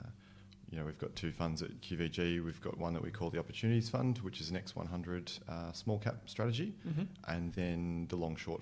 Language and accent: English; Sydney, New South Wales, Australia; I'm a Sydney boy. I grew up in Northwest Sydney, out in the burbs.